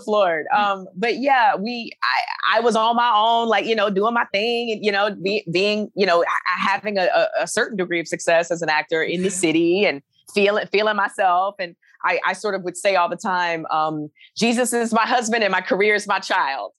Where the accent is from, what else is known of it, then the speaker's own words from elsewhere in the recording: Alabama, United States; moved away as an adult; also born or lived in New York; now in Los Angeles, United States; I'm from Alabama